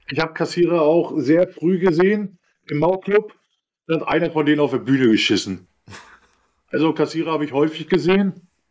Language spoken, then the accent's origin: German; Rostock, Mecklenburg-Vorpommern, Germany; also born or lived in Perleberg; groß geworden bin ich ja nicht im Bahnhofsviertel, groß geworden bin ich in Lichtenhagen